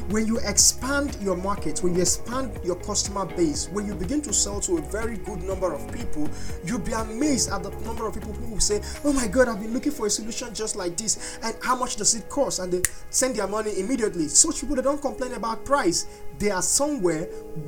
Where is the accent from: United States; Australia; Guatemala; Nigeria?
Nigeria; I am a Nigerian